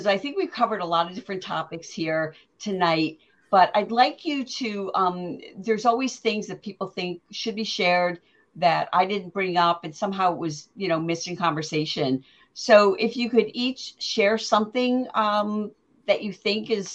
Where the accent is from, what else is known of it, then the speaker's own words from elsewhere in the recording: Connecticut, United States; I grew up not New York City, but you know, a big city in Connecticut, a big urban area